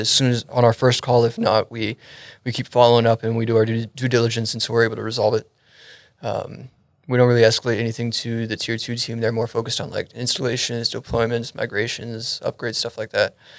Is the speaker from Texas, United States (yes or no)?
yes; Frisco, Texas, United States; also born or lived in Euless, Arlington, Texas; I was born and raised up in the Frisco area. Just recently moved down to the Euless, Arlington area.